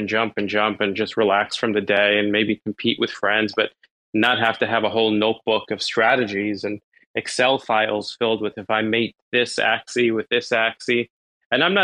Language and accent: English; New York City, New York, United States; I'm from New York originally. I was born in Brooklyn.